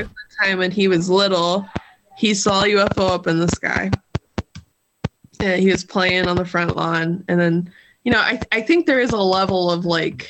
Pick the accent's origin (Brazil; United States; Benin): United States; Southern Ohio; I'm from Southern Ohio